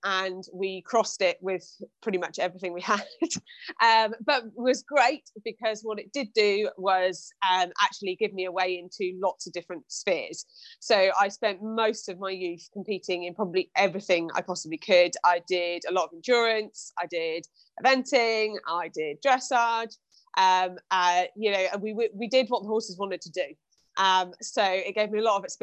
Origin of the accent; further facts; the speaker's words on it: Shropshire, Worcestershire borders, West Midlands, United Kingdom; moved away as an adult; also born or lived in Hampshire; I'm originally from Shropshire, Worcestershire borders